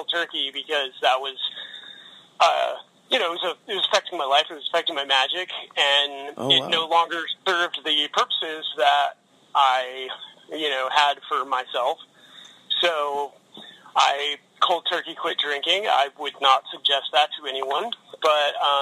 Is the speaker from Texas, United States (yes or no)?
no; Louisville, Kentucky, United States; I grew up in Louisville, Kentucky